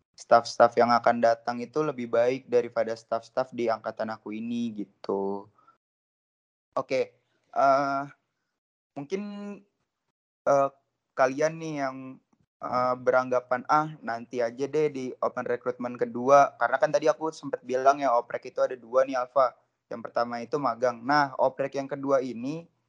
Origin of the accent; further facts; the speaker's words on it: Depok, West Java, Indonesia; asalku tuh dari Depok ya teman-teman, dari Depok Jawa Barat